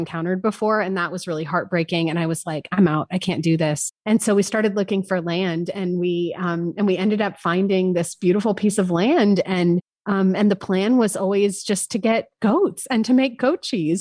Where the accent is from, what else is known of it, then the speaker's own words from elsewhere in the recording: San Francisco, California, United States; also born or lived in Paris, France; now in Austin, United States; I grew up in San Francisco, nineties rave culture